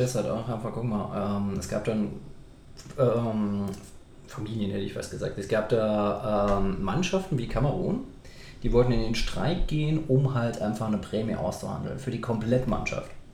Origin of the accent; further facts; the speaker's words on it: Saarland, Germany; Ich komme aus dem Saarland